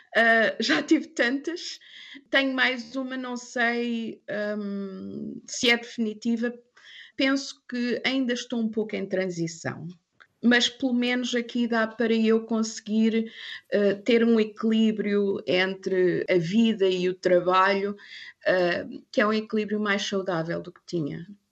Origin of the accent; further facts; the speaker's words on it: South Africa; first language English; also born or lived in Angola / China / Thailand; now in Germany; Também falo africano porque cresci na África uhum. do Sul